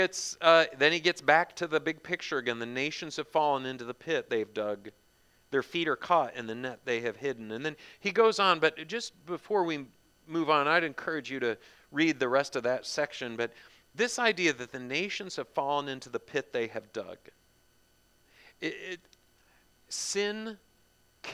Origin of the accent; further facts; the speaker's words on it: United States; growing up as an American